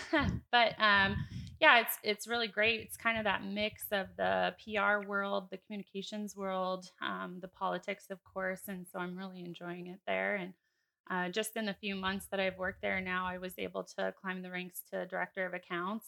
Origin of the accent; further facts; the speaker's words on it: Ames, Iowa, United States; I was actually born and raised in Ames, Iowa